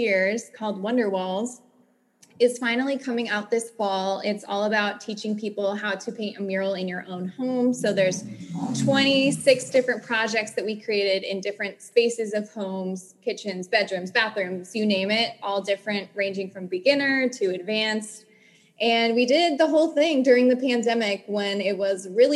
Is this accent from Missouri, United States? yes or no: no; San Diego, California, United States; I'm from San Diego originally